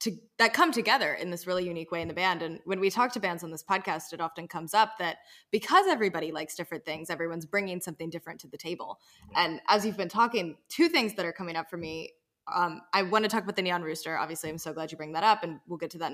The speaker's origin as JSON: {"language": "English", "country": "United States", "tie": "born or raised there", "said": "I grew up in North and South Carolina, but not here"}